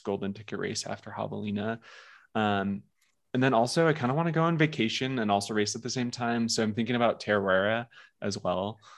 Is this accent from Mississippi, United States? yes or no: no; Seattle, Washington, United States; I grew up in the Seattle area